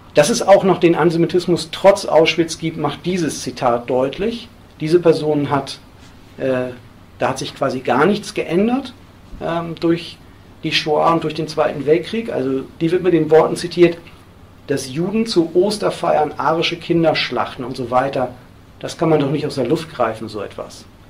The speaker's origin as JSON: {"language": "German", "region": "Hamburg", "country": "Germany", "said": "in Hamburg, wo ich herkomme"}